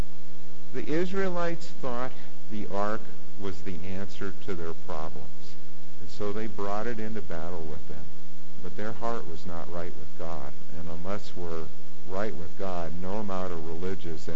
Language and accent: English; Warren, United States; I'm at the park in Warren in my hometown